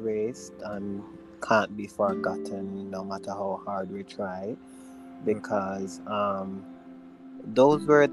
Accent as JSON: {"language": "English", "country": "Jamaica", "said": "we're from Jamaica"}